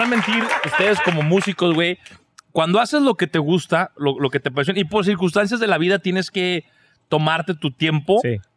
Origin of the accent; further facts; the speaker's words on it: Mexico; now in Oklahoma City, United States; nosotros los mexicanos somos mucho de, de, jalarnos la música y de ponernos a cotorrar.